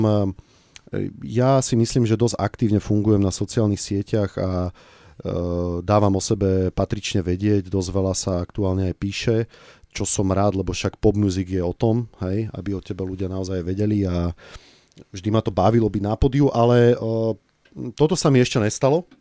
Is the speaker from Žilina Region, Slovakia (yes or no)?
no; Bratislava, Bratislava Region, Slovakia; ja som vyrastal som v Bratislave